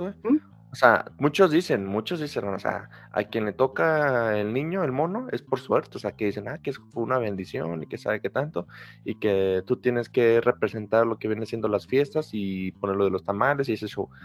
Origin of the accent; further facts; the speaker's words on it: Mexico; aunque somos de México